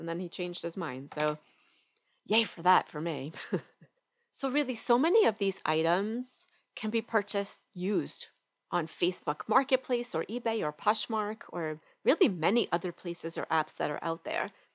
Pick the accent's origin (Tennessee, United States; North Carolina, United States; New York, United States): New York, United States; now in Atlanta, United States; I'm originally from New York and right now we live right outside Atlanta, Georgia